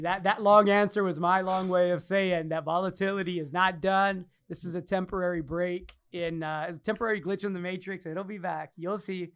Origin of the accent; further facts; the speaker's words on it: United States; I'm American because I was born here. Mexican American.